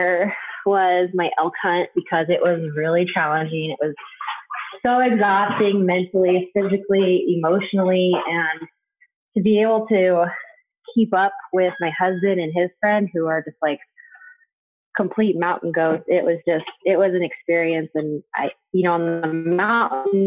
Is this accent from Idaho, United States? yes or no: yes; Idaho, United States; my home state of Idaho